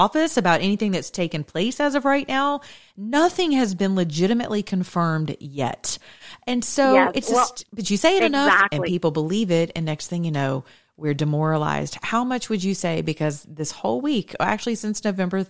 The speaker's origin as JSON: {"language": "English", "region": "the South", "country": "United States", "said": "I'm Southern and I'm American"}